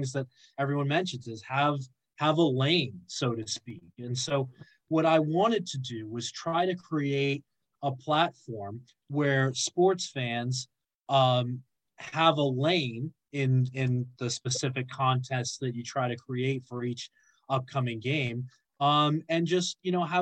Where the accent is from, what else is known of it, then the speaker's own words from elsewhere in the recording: Boston, Massachusetts, United States; moved away as an adult; now in London, United Kingdom; I grew up playing in the Northeast